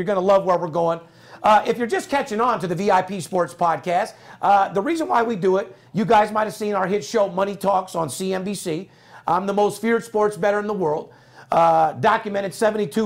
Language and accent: English; Las Vegas, Nevada, United States; I love being born and raised in Las Vegas